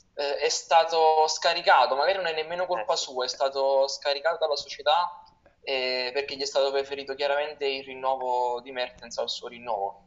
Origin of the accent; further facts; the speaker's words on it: Naples, Campania, Italy; io essendo di Napoli